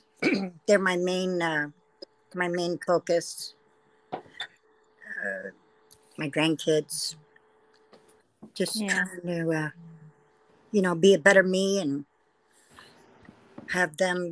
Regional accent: Queens, New York, United States; born there; also born or lived in Lake Havasu City, Arizona / Las Vegas / San Diego; now in California, United States; Well, I was born in Queens, New York. Not really, you know, my life, you know, went from New York to Lake Havasu City, Arizona.

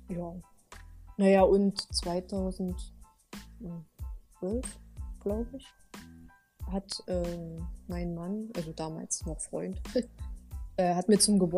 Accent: Halle, Saxony-Anhalt, Germany; ich kannte oder als Hallenser kennt man jetzt nicht wirklich viel Schnee.

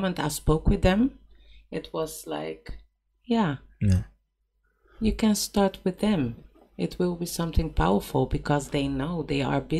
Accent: Cape Verde; And I'm from Cape Verde, and I only know I'm from Cape Verde.

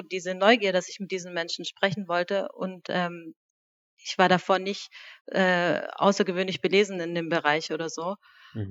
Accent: Reutlingen, Baden-Württemberg, Germany; moved away as an adult; also born or lived in Lake Constance / Stuttgart; now in Berlin, Germany; Ich bin äh, in Reutlingen geboren, ähm, habe die ersten Jahre im Hobuch gelebt, mhm. bin dort auch auf die Hobuchschule gegangen

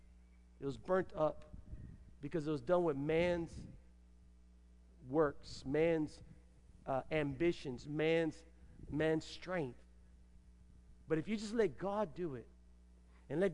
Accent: United States; I'm an American

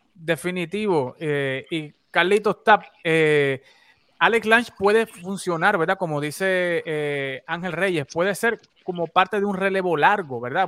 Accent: Puerto Rico; nosotros en, la, isla

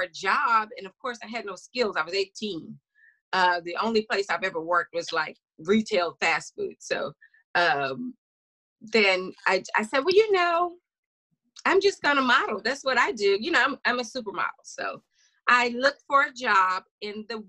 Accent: small town Louisiana, United States; moved away as an adult; also born or lived in Tennessee; that was the first time I left my hometown.

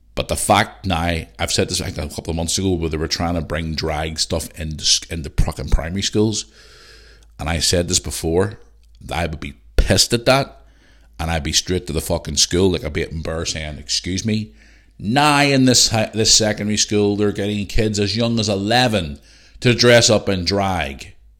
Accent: Belfast, Northern Ireland, United Kingdom; now in Bangor, United Kingdom; I'm from Belfast

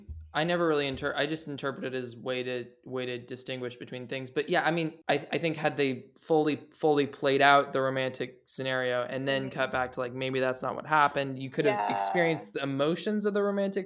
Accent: Massachusetts, United States; And I feel like growing up in Massachusetts, you wouldn't, like, you might see a British person occasionally

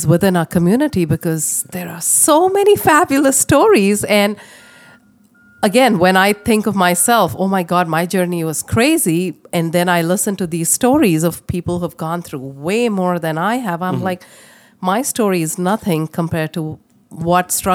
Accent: India; moved away as an adult; now in Canada; I come from India. I moved from India to Canada in 2003

